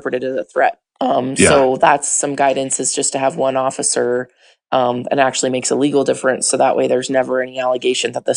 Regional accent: Albuquerque, New Mexico, United States; I'm from Albuquerque, New Mexico

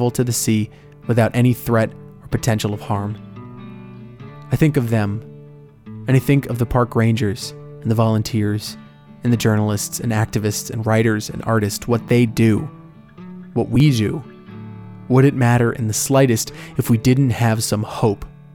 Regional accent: Orlando, Florida, United States; In my hometown of Orlando

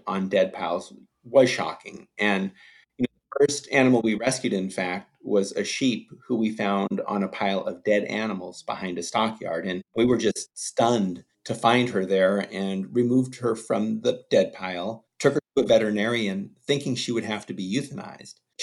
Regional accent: Los Angeles, California, United States; I grew up in the Hollywood Hills in California

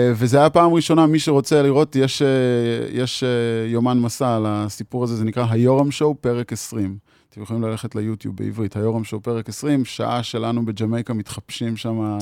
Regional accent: Magal, Haifa District, Israel; אני קיבוצניק מקיבוץ מגל, ואת רוב השנים הצעירות שלי העברתי עם החברים במקלט

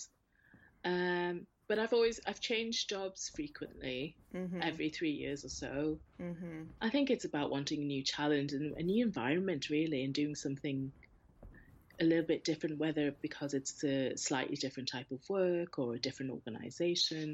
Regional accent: North East England, United Kingdom; during my childhood here, I didn't really feel a strong connection.

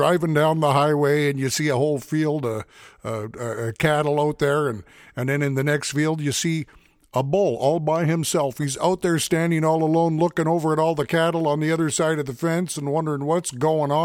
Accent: St. Paul, Alberta, Canada; I'm a fiddler from St. Paul, Alberta, Canada

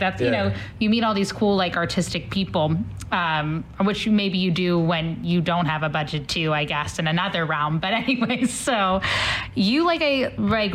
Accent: Ohio, United States; now in St. Louis, United States; I'm from Ohio

